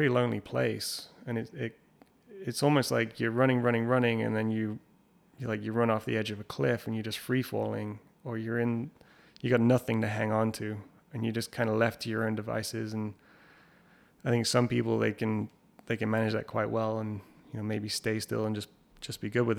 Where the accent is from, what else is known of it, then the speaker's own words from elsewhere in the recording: England, United Kingdom; we grew up in England